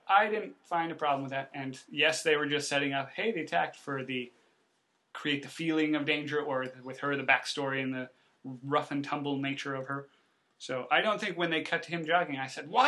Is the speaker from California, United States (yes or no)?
yes; California, United States; I'm from California.